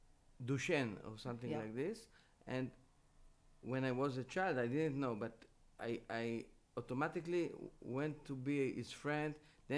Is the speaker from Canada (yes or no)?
no; Jerusalem, Jerusalem District, Israel; I was born in Jerusalem, 4 generation in Jerusalem.